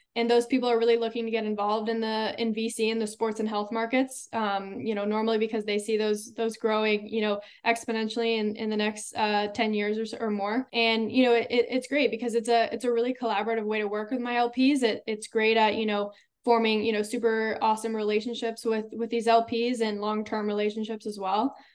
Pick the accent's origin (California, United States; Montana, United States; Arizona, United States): California, United States; Silicon Valley; growing up in the Silicon Valley